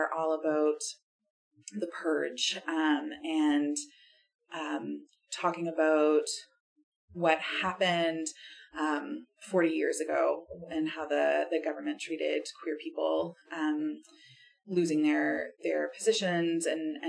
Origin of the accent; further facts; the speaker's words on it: Halifax, Nova Scotia, Canada; now in Ottawa, Canada; here in Halifax and as my hometown